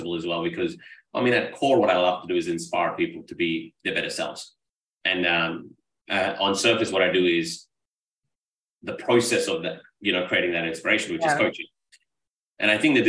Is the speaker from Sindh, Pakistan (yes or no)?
yes; Karachi, Sindh, Pakistan; now in Australia; I was born and raised in Pakistan, in a metropolitan city called Karachi.